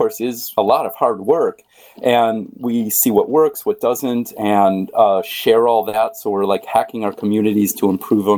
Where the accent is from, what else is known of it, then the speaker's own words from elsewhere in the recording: San Francisco, California, United States; my hometown, San Francisco.